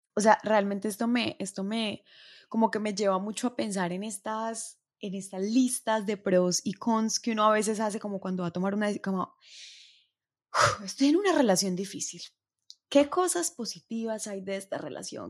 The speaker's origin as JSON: {"language": "Spanish", "country": "Colombia", "said": "las personas que somos de Colombia"}